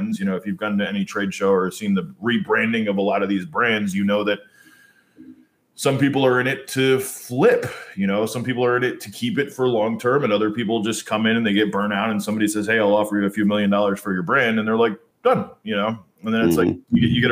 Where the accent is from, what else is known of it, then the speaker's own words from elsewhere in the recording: United States; moved away; also born or lived in New York; growing up in New Jersey and New York